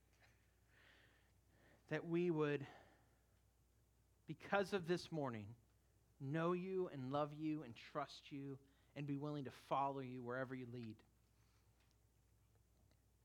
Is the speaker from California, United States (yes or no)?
yes; California, United States; moved away; the church I grew up in California